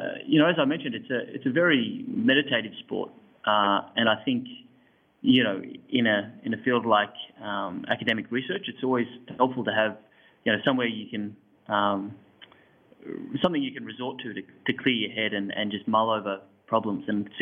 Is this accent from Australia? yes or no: yes; Hawks Nest, New South Wales, Australia; Beautiful little part of the world called Hawk's Nest, a few hours north of Sydney.